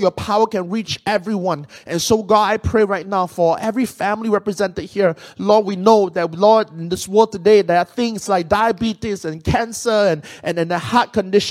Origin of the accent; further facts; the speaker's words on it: Penang, Malaysia; moved away; Penang is my hometown. I'm from Malaysia.